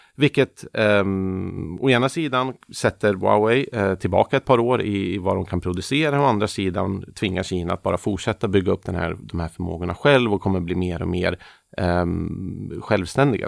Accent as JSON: {"language": "Swedish", "country": "Sweden", "said": "som svenskar"}